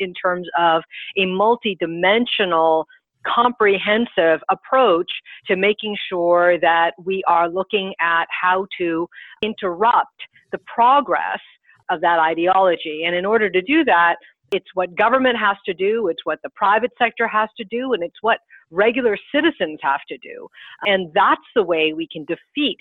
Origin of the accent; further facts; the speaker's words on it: United States; I'm an American